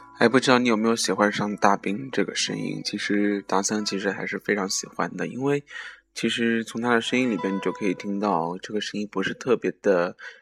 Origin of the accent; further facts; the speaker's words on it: southern China, China; 作为南方人